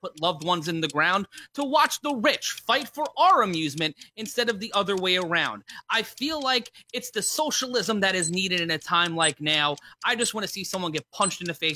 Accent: New York, United States; for us New Yorkers

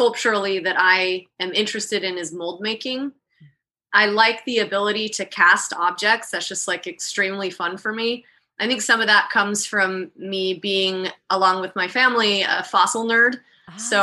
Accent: Salt Lake City, Utah, United States; moved away as an adult; now in Miami, United States; I was born and raised in Utah, Salt Lake City

